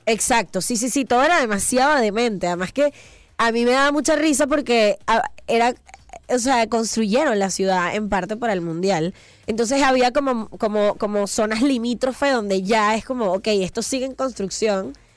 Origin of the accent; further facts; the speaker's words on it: Venezuela; moved away as an adult; now in Mexico; yo voy a mi patria y así veo a mis papás